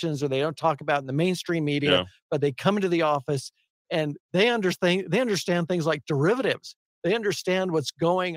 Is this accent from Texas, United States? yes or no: no; Albuquerque, New Mexico, United States; also born or lived in Walnut Creek, California; I was 3 months old when we moved here